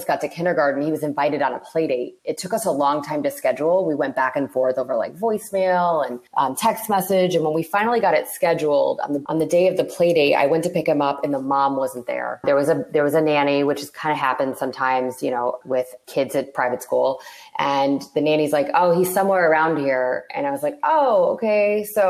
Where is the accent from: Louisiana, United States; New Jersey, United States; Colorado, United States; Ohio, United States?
Ohio, United States; Toledo; moved away as an adult; also born or lived in Cincinnati, Ohio; I'm originally from Toledo, Ohio